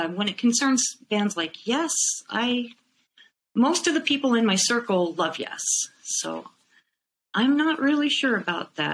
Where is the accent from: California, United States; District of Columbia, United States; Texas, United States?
California, United States; Fullerton; I grew up in Fullerton, California